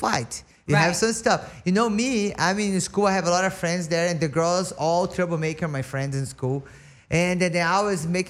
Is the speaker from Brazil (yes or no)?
yes; Brazil; English is a second language; moved away as an adult; now in United States; when I live in Brazil